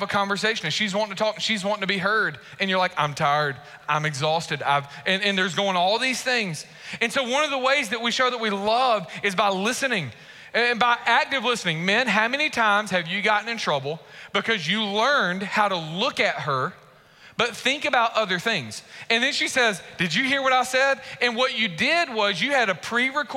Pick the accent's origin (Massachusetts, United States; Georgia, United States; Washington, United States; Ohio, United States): Georgia, United States; Warner Robins; moved away; also born or lived in Macon, Georgia / Raleigh-Durham, North Carolina; I grew up in Warner Robins when Warner Robins was smaller. When I moved to Warner Robins, we moved from Macon